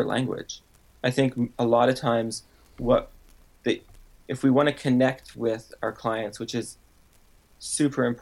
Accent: Canada; now in Seattle, United States; I was born in Canada.

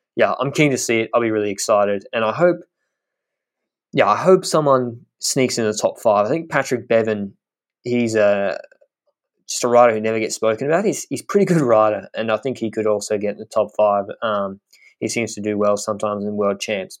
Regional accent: Australia; as an Australian.

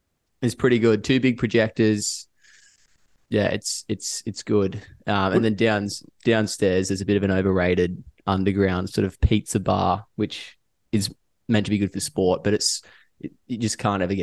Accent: Cronulla, New South Wales, Australia; I grew up in Cronulla, there actually are some great sports venues based down in Cronulla.

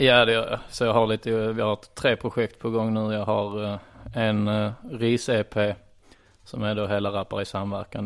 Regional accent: Trelleborg, Skåne, Sweden; Jag är uppvuxen i Trellebäby Ljungestad, det är alltså Trelleborg

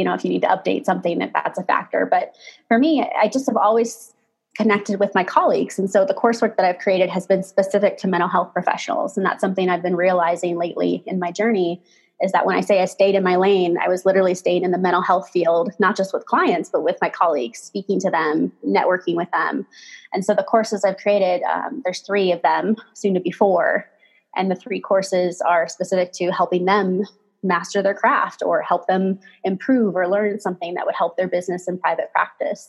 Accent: Pacific Northwest, United States; now in Colorado, United States; we grew up in the Pacific Northwest

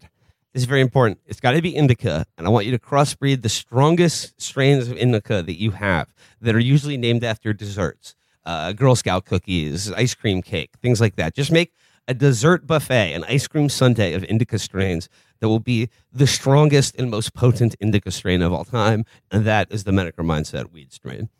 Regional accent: New York, United States; as a New Yorker

